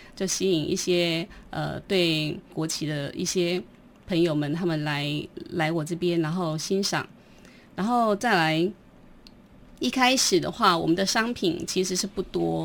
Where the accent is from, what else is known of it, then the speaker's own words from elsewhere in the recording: Taiwan; 我们都是，呃，外省第二代的孩子哦嗯哼。那从小就是，呃，住在眷村里面嘛，那嗯。父亲是军人，好，那我先生也是军人，就嗯。我们就是都，都是在那个环境之下长大的嘛